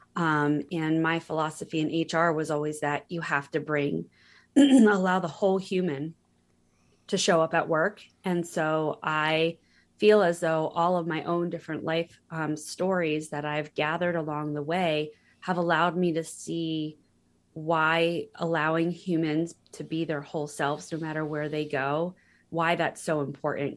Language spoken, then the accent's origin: English; Pennsylvania, United States; moved away as an adult; also born or lived in California; I had never lived fifty miles from where I was born in Pennsylvania